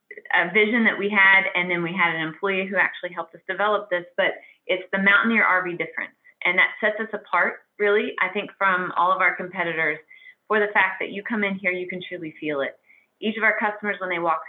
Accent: Weston, West Virginia, United States; I'm from Weston. This is our hometown.

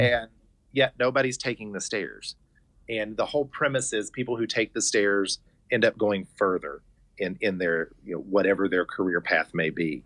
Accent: Hurricane, West Virginia, United States; having been born and raised here, I grew up in Hurricane, and my parents still live in Scott Depot.

